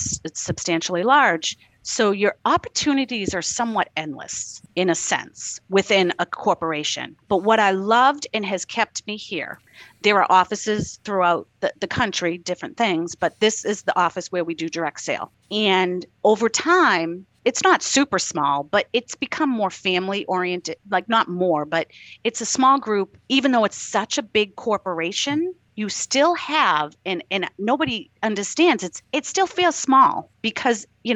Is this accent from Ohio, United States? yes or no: no; Boston, Massachusetts, United States; I'm from Boston, my accent